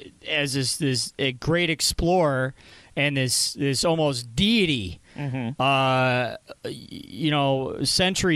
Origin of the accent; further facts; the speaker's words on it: Warren, United States; I grew up in Warren